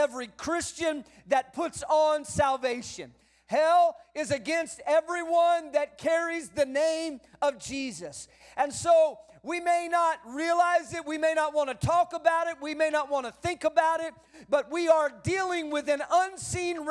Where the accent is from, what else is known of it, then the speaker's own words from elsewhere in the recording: San Antonio, Texas, United States; I grew up in the San Antonio area of South Texas